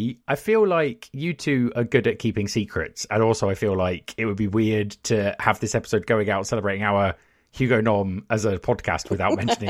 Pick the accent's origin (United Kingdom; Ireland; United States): United Kingdom; because we're very British and coy.